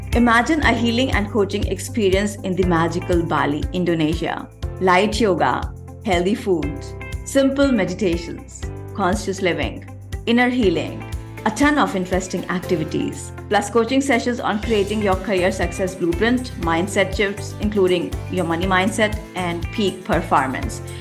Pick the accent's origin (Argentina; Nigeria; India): India; I come from India